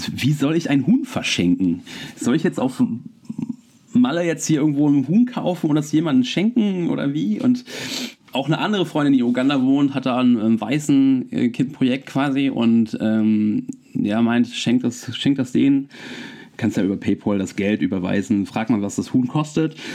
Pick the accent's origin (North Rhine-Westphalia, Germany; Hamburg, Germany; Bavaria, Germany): North Rhine-Westphalia, Germany; Wermelskirchen; moved away as an adult; also born or lived in Cologne; now in Nuremberg, Germany; aus meiner Heimatstadt in Wermelskirchen